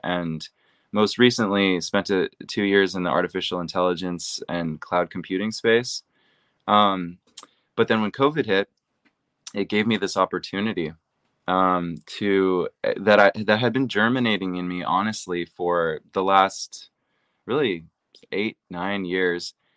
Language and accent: English; Seattle, Washington, United States; I'm from Seattle, Washington